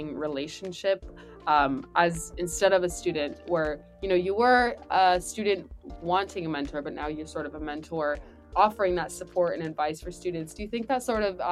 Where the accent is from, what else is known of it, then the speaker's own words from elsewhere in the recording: California, United States; moved away; I'm from California